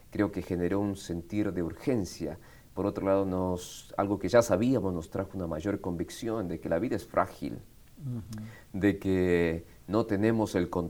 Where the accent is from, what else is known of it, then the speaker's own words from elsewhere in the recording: Buenos Aires, Argentina; also born or lived in Quito, Ecuador; now in Marietta, United States; nací en Quito, Ecuador. Quito, Ecuador. Quito, Ecuador. A los 10 años mis padres viajan a Argentina como misioneros y así es como crezco en Buenos Aires, Argentina.